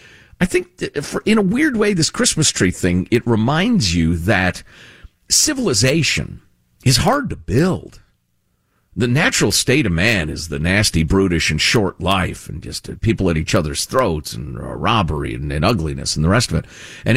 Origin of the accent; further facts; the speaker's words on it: Chicago, Illinois, United States; I grew up in Chicagoland, and, you know, that's where my heart considers home, honestly, after all these years.